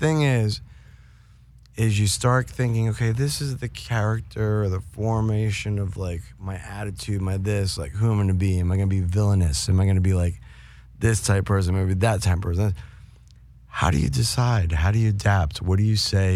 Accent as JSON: {"language": "English", "region": "New York", "country": "United States", "tie": "born or raised there", "said": "I grew up in New York"}